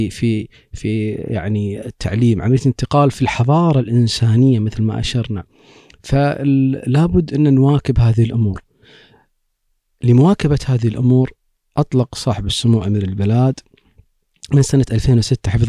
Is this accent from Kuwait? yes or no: yes; Kuwait; عندنا في الكويت